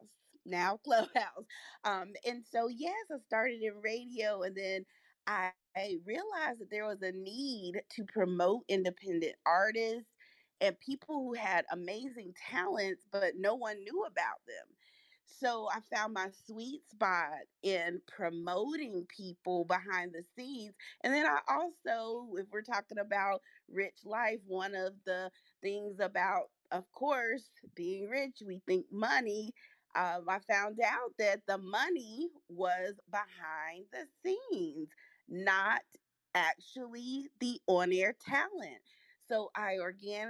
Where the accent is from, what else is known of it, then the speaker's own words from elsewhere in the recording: North Carolina, United States; also born or lived in Hollywood, California; My family moved over to North Carolina, which is where I grew up and I reside